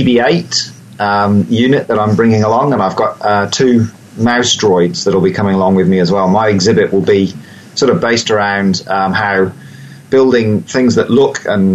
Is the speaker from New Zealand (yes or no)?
yes; Wellington, New Zealand; my hometown here in Wellington